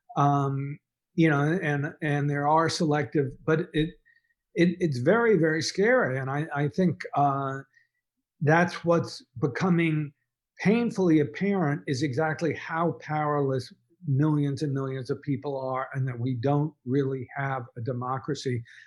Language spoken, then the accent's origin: English; Dallas, Texas, United States; I grew up in Dallas